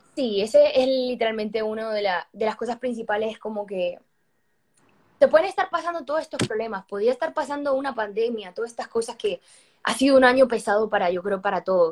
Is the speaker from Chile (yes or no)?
no; Madrid, Community of Madrid, Spain; now in Miami, United States; Soy española cubana porque yo nací en Madrid, igual que mis hermanas, pero mi familia, em, esto, todo el mundo es cubano